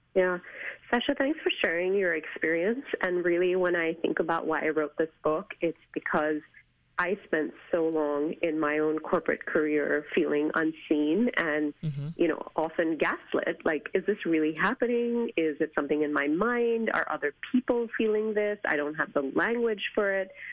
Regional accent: India; moved away; as an Asian woman, as an Indian woman, as an immigrant woman

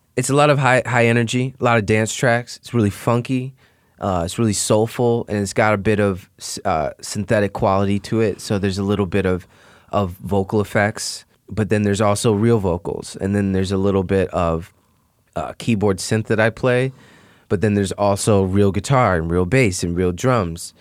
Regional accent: Chicago, Illinois, United States; I grew up in Beverly

